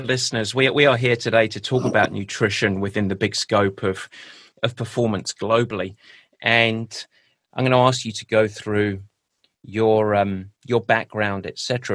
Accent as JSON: {"language": "English", "region": "England", "country": "United Kingdom", "accent": "English", "moved": "yes", "lives_now": "United States", "said": "my pure English accent"}